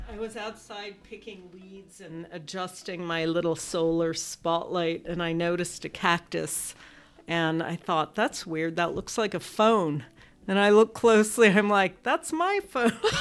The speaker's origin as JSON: {"language": "English", "town": "Los Angeles", "region": "California", "country": "United States", "tie": "born or raised there", "said": "I grew up with the passion for food when I grew up in Los Angeles"}